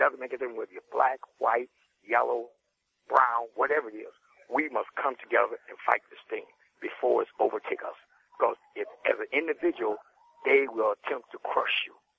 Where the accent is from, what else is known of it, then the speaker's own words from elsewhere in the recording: Benton Harbor, Michigan, United States; I'm from Benton Harbor, Michigan.